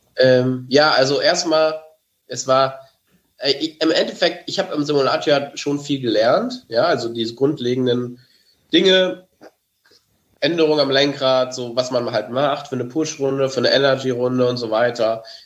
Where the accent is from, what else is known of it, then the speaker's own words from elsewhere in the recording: Germany; als Deutscher